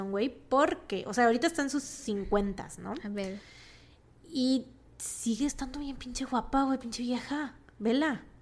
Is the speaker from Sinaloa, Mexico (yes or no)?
no; Veracruz, Mexico; somos de Veracruz